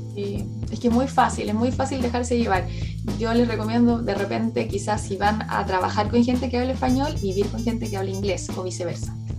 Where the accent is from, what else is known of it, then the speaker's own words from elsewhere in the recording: Chile; moved away as an adult; now in New Zealand; Yo como chilena